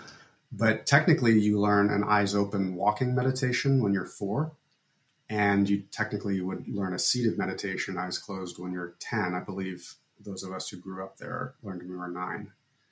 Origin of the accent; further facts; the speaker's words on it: Fairfield, Iowa, United States; We had whatever religion we wanted to have growing up in Fairfield.